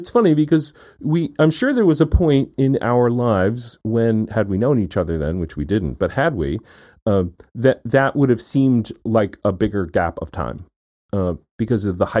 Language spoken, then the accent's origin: English; Houlton, Maine, United States; born there; which is the hospital I was born in Holton, Maine.